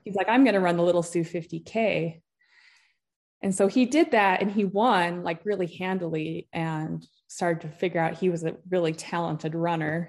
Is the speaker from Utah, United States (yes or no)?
yes; Utah, United States; moved away as an adult; also born or lived in Homer, Alaska; I grew up in Utah